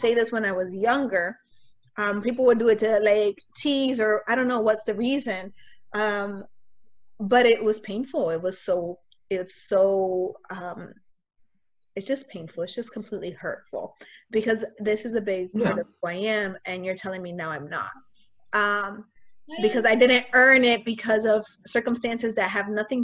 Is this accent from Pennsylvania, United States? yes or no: yes; Pennsylvania, United States; born or raised there; first language Spanish; English is a second language; also born or lived in Puerto Rico